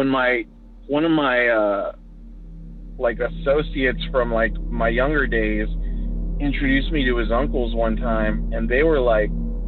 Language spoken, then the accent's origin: English; California, United States; moved away; also born or lived in Colorado; I'm from California. I moved back to my parents' house